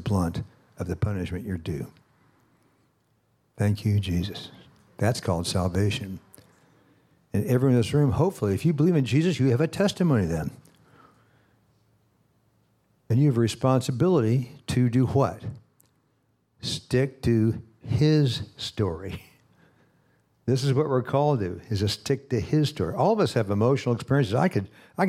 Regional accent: Kansas City, Missouri, United States; I'm from Kansas City.

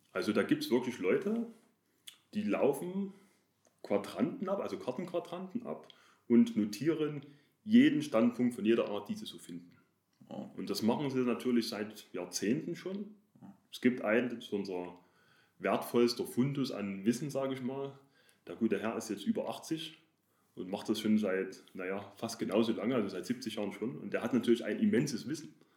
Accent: Chemnitz, Saxony, Germany; also born or lived in Dresden; ich komme aus Chemnitz, also ist das Erzgebirge nicht weit. In der Umgebung Chemnitz oder Großraum Erzgebirge waren wir, meine Familie und ich, oft wandern.

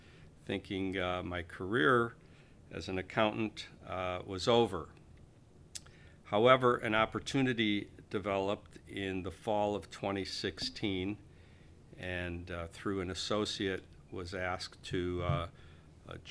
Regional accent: Chicago, Illinois, United States; I was born and raised in Chicago, and it's my hometown

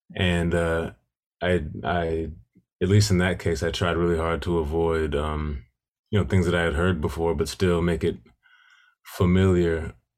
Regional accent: Milwaukee, Wisconsin, United States; growing up in Milwaukee

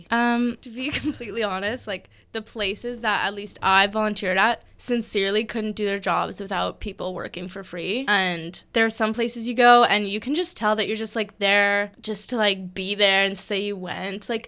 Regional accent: Yellowknife, Northwest Territories, Canada; moved away as an adult; now in Victoria, Canada; I'm going to be moving to my hometown and now which is which is Yellowknife, Northwest Territories.

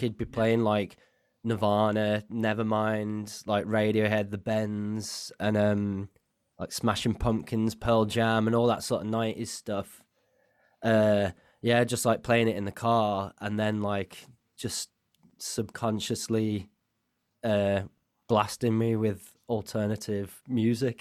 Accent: Halesowen, West Midlands, United Kingdom; now in Leeds, United Kingdom; I'm from a place called Hale Zoan

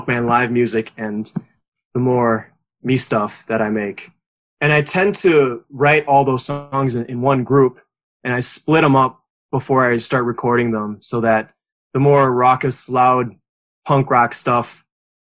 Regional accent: Edgerton, Wisconsin, United States; also born or lived in Madison; my hometown is not Madison, it's Edgerton, which is a small town of 5,000, give or take, about 40 minutes south of Madison.

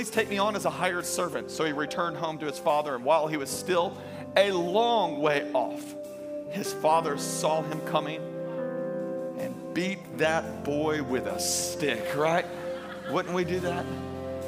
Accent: Baton Rouge, Louisiana, United States; now in Tampa Bay, United States; I am originally from Louisiana. I am a raging Cajun.

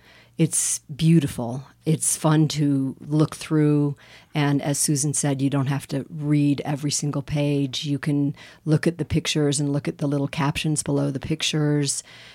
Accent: Aspen, Colorado, United States; moved away as an adult; now in Telluride, United States; I was born and raised in Aspen, and I lived there for 55 years

